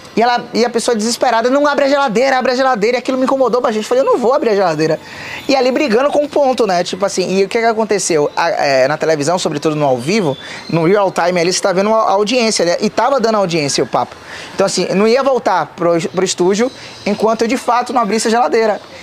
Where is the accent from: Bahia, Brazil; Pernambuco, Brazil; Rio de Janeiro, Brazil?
Bahia, Brazil; Salvador; Eu sou, sou um baiano, sou terapolitano, raiz